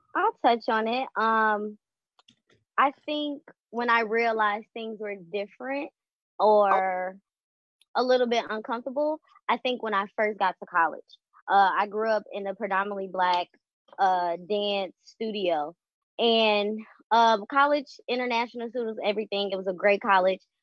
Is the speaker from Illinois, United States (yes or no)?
yes; Chicago, Illinois, United States; I am 24 from Chicago.